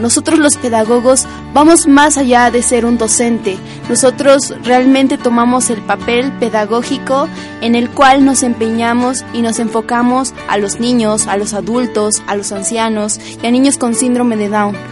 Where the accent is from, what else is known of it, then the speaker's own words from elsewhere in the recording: Huatulco, Oaxaca, Mexico; now in Puebla, Mexico; yo vengo de Huatulco